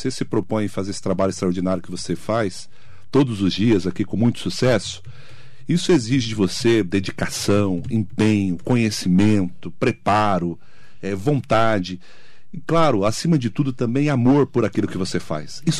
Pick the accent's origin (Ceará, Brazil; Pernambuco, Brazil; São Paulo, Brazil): São Paulo, Brazil; Poá; a gente é, lá de Poá